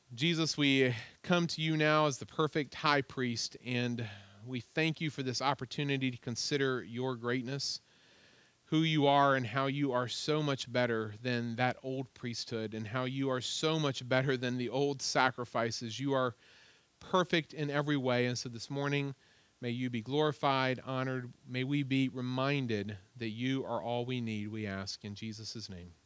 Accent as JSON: {"language": "English", "region": "Virginia", "country": "United States", "said": "I was like, \"Virginia.\""}